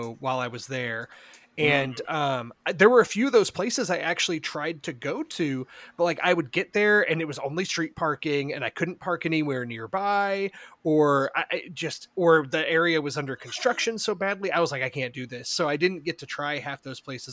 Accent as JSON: {"language": "English", "town": "Houston", "region": "Texas", "country": "United States", "said": "I'm from Houston"}